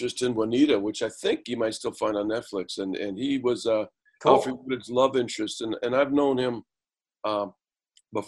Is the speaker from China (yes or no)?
no; Canada; also born or lived in United States; as a Canadian